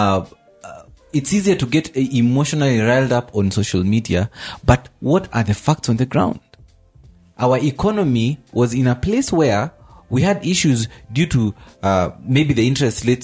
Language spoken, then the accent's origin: English; Kenya; I am Kenyan.